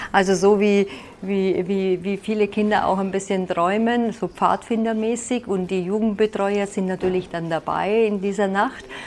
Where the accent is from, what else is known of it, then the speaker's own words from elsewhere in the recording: Vienna, Austria; moved away as an adult; also born or lived in Salzburg / Munich; now in Allgäu, Germany; Ich komme ja ursprünglich aus Wien